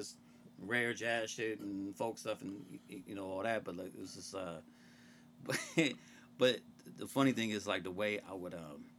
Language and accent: English; Columbus, Ohio, United States; I'm from here. Yeah.